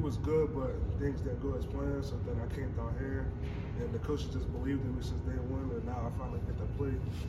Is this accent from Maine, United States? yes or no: no; Pittsburgh, Pennsylvania, United States; I'm from Pittsburgh, Pennsylvania.